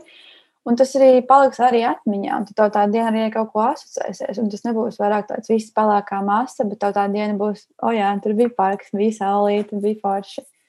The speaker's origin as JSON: {"language": "Latvian", "country": "Latvia", "said": "jo mēs esam visi latvieši, visi šeit dzīvojam"}